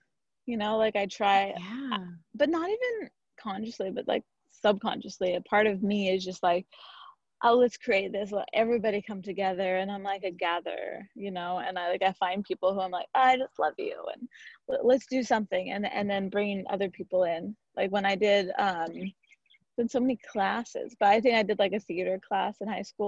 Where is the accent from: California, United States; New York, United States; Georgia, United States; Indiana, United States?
California, United States; Santa Barbara; I grew up in Santa Barbara, one of five kids